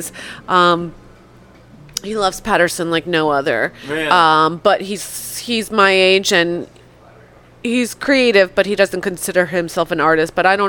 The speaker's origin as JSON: {"language": "English", "country": "Poland", "tie": "born there", "said": "and I was born in Poland"}